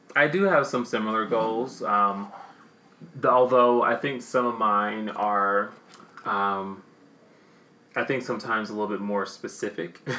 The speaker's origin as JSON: {"language": "English", "region": "the South", "country": "United States", "accent": "southern", "said": "My damn southern accent"}